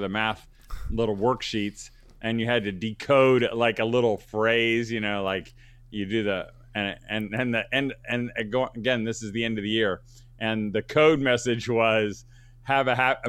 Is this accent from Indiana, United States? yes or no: yes; Indianapolis, Indiana, United States; I grew up in Indianapolis, Central Indiana